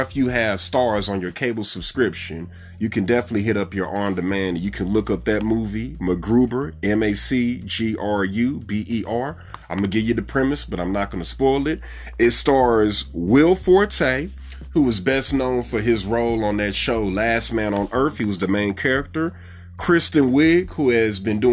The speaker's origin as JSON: {"language": "English", "town": "St. Louis", "region": "Missouri", "country": "United States", "tie": "born or raised there", "moved": "yes", "lives_now": "Dallas, United States", "said": "my hometown, the St. Louis Battlehawks"}